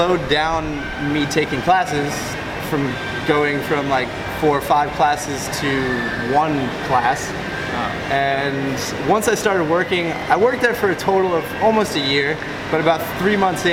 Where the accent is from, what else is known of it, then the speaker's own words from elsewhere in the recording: Long Island, New York, United States; moved away as an adult; also born or lived in Orlando, Florida / Southeast Asia; originally from Long Island, New York. I grew up there